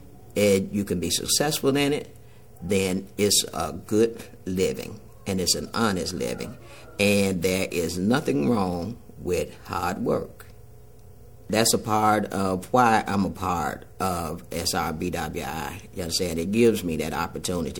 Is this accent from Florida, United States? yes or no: no; Mound Bayou, Mississippi, United States; Growing up in Mound Bayou was an experience of not a true Mississippi experience, because Mound Bayou is an all-black town